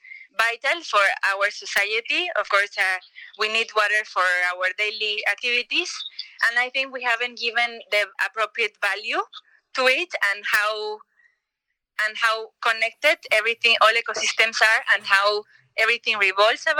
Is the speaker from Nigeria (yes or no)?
no; Yucatán Peninsula, Mexico; I grew up in the Yucatan Peninsula